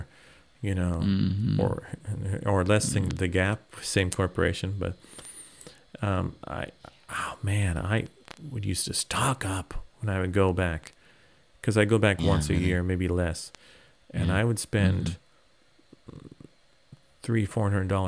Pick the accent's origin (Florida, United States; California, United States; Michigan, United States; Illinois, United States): California, United States; moved away as an adult; also born or lived in Tokyo, Japan; now in Japan; I'm from California